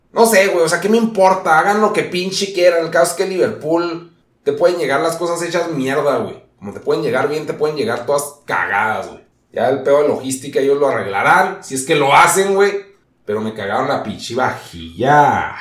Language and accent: Spanish; Mexico; así somos los mexicanos